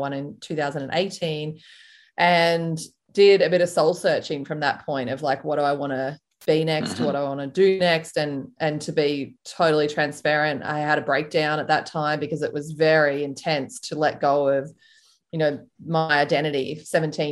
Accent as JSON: {"language": "English", "town": "Melbourne", "region": "Victoria", "country": "Australia", "also_born_or_lived": "Sydney / United States", "moved": "as an adult", "said": "I'm from Melbourne in Australia"}